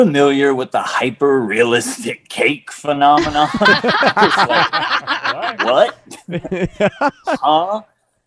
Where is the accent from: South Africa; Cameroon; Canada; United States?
United States; Orange, California; I grew up in Southern California